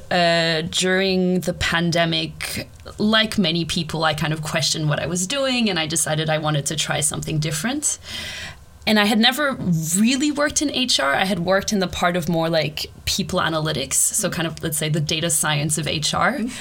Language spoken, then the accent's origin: English; Canada; also born or lived in Australia / Brazil; now in Sweden; I'm originally Canadian and Australian